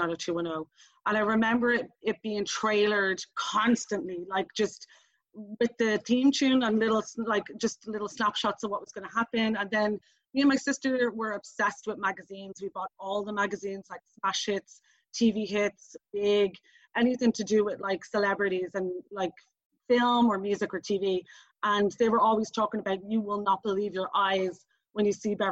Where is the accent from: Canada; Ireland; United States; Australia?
Ireland; Dublin, Leinster; I'm from Dublin